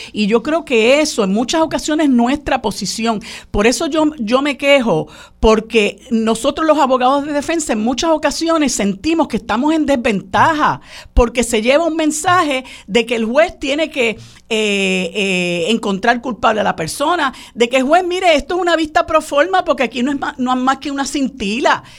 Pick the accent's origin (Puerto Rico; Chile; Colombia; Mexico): Puerto Rico; como puertorriqueños que, vivimos en una colonia